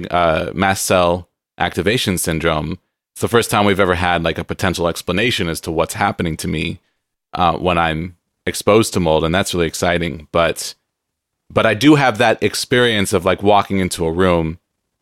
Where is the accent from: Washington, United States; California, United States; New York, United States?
California, United States; San Diego; I grew up in San Diego, so we went to Disneyland all the time